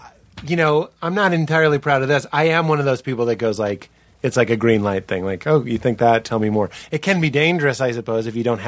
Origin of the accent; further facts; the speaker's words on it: Boston, Massachusetts, United States; I'm an Aries from Boston